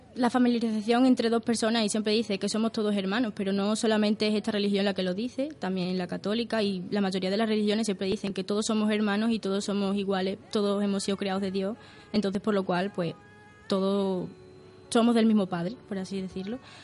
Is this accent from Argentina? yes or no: no; Portugal; now in Spain; Nací en Portugal